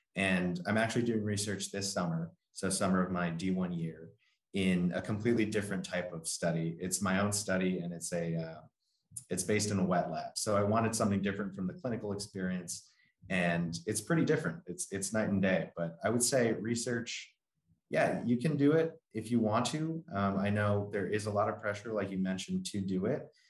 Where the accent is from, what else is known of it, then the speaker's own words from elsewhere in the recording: Long Island, New York, United States; so I'm from Long Island, New York